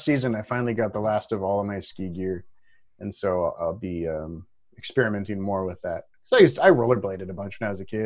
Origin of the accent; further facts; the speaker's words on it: Pacific Northwest, United States; growing up in the Pacific Northwest